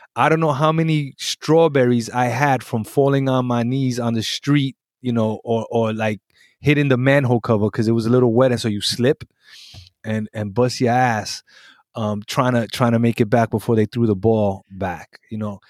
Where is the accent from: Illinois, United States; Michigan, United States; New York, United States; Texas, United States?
New York, United States; New York City; also born or lived in Puerto Rico; a really good, uh, New York, uh, coming up story